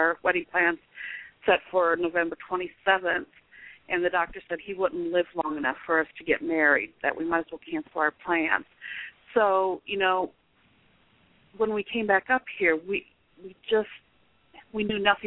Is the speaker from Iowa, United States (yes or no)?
yes; Iowa, United States; also born or lived in Texas; I'm from Iowa, so we came up to Iowa to get married